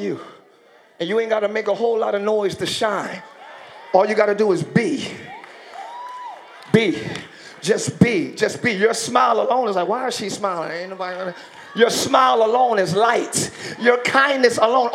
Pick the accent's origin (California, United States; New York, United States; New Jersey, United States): New Jersey, United States; Camden; also born or lived in Pine Hill, New Jersey; I grew up in Camden, New Jersey, where we were the murder capital of the world